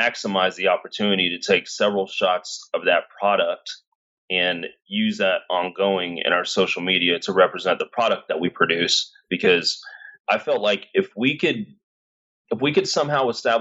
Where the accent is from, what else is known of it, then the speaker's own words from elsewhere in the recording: Cedar Hill, Texas, United States; I was raised in Cedar Hill, very middle class company